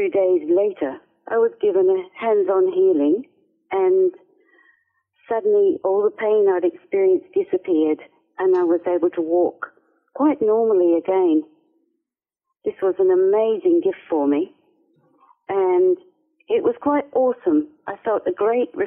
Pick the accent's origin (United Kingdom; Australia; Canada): Australia; Perth, Western Australia; I lived on the outskirts of a city called Perth. Grew up by the river in Perth, actually, and spent a lot of my childhood playing in the bush